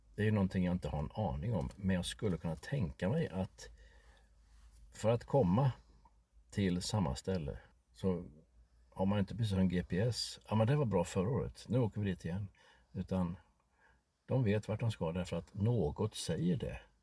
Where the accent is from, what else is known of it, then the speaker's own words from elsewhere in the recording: Sweden; vi svenskar